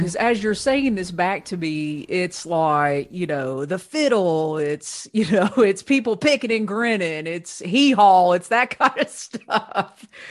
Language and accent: English; Ohio, United States; I grew up in Ohio